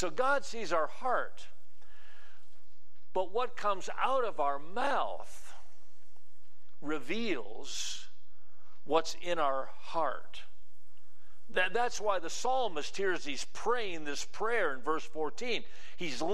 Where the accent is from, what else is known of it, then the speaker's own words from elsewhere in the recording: Wisconsin, United States; When I was a teenager growing up in Wisconsin